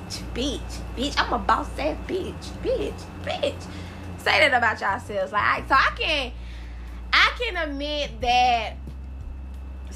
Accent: South Carolina, United States; my roots, I am from South Carolina

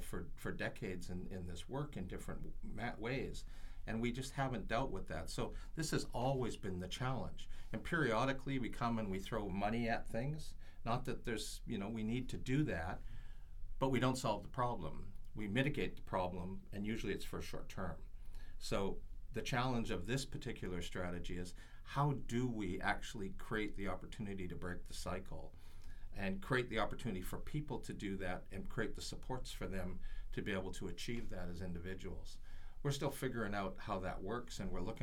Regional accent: Vancouver, British Columbia, Canada; my peers growing up in Raymer

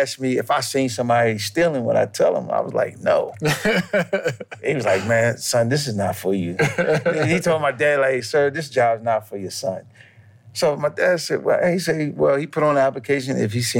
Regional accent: New York, United States; Like, you know, growing up in New York when I was young, I just thought that was it.

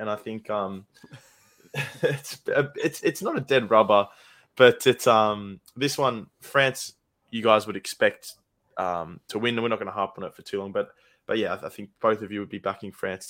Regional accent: Australia; as Australian fans, we're just never guaranteed anything.

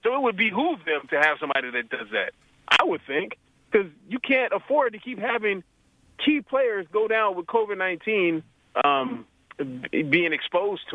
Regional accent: Oakland, California, United States; I was born in Oakland

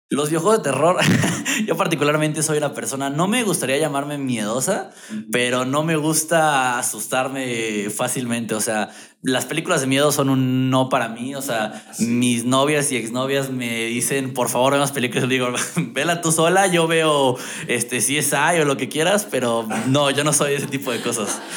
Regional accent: Mexico; yo de México

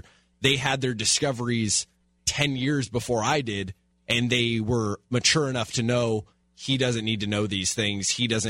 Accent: Glendora, California, United States; I grew up in Glendora, which I don't know how much time you spent in Glendora, but Glendora is very much a bubble where it's kind of not a lot happens in Glendora. It's a pretty quiet town.

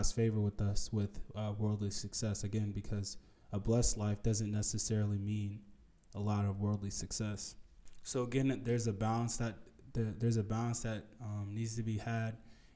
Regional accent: United States; especially growing up in America, living in America with a very materialistic idea

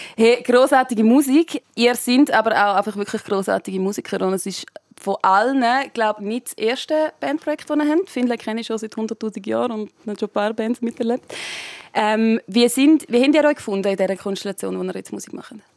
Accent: Switzerland; bei uns in der Schweiz

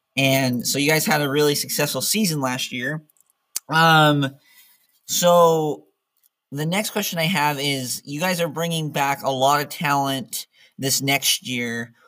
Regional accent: Ogden, Utah, United States; I'm from the Ogden area

